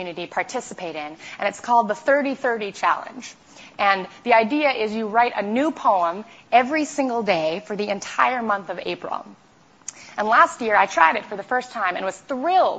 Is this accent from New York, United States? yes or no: yes; New York City, New York, United States; I grew up in New York City